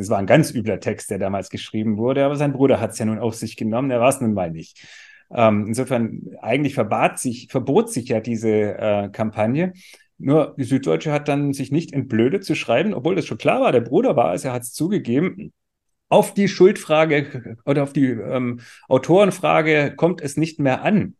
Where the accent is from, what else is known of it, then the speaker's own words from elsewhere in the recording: Swabia, Germany; Ich bin Schwabe, also ich weiß, was Dialekt bedeutet